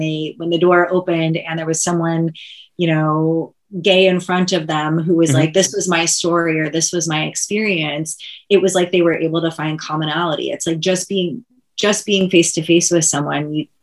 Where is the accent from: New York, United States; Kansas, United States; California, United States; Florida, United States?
Kansas, United States; moved away; I'm from Kansas